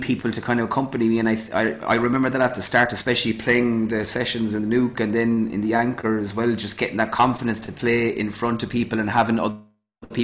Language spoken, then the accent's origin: English; Youghal, Cork, Munster, Ireland; moved away as an adult; also born or lived in Midleton, Ireland; now in Madrid, Spain; growing up in Yall around my uncles as well